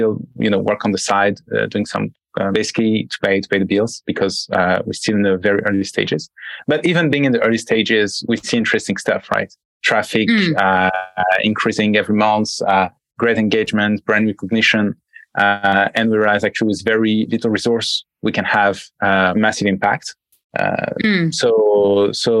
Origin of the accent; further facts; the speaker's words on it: France; accent: French; English is a second language; also born or lived in United States; I'm French, as you can probably hear from my accent.